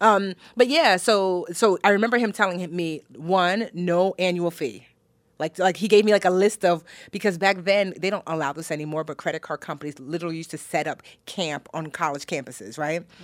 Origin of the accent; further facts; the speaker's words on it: New Jersey, United States; also born or lived in Newark, New Jersey; I was born in Newark, New Jersey. Shout out to Brick City